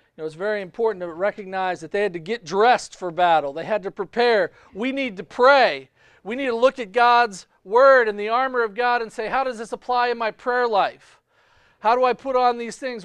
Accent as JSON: {"language": "English", "country": "United States", "tie": "born or raised there", "said": "I was born in the United States"}